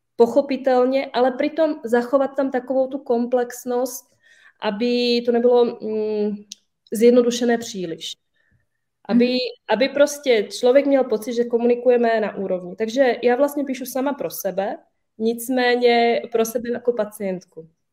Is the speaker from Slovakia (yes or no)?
yes; Slovakia; now in Czech Republic; já sama jsem ze Slovenska